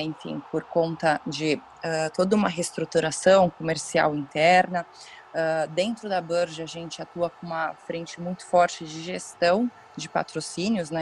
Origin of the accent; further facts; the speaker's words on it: São Paulo, Brazil; eu sou aqui de São Paulo, meu pai é São Paulino Roxo, eu moro do lado aqui do estádio, enfim, cresci nessa dentro do clube